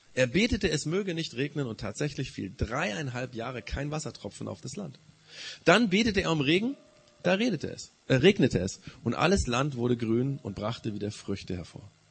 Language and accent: German; Germany; Wir als Deutsche, die Nachbarn von Frankreich